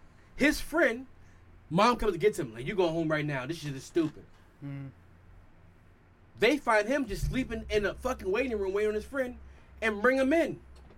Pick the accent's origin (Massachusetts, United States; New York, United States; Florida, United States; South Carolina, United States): New York, United States; New York City; we're from Queens this time, and you 10, I'm 11, or you're 11, I'm 12.